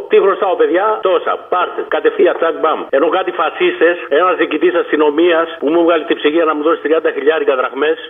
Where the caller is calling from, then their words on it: Auvergne-Rhône-Alpes, France; Είμαι ο επιτήδιο από τη Γαλλία, ο ξέρει εκεί πέρα κοντά